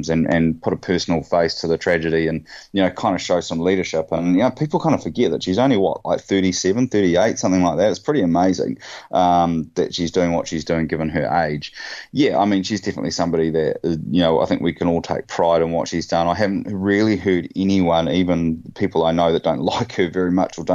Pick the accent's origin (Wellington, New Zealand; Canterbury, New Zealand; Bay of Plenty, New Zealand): Bay of Plenty, New Zealand; growing up I was from the Bay of Plenty